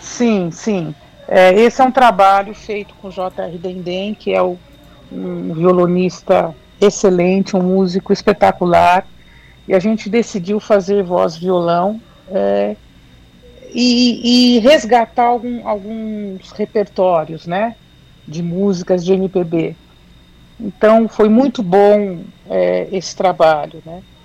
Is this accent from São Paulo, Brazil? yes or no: yes; São Paulo, Brazil; sou de São Paulo, da capital